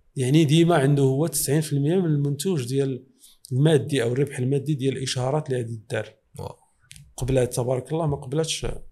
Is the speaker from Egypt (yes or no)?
no; Morocco; وحنا في الحقيقه آه، في المغرب